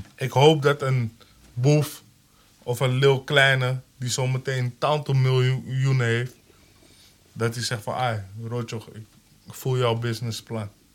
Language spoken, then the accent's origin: Dutch; Amsterdam, North Holland, Netherlands; ik ben echt een Holendrecht nigger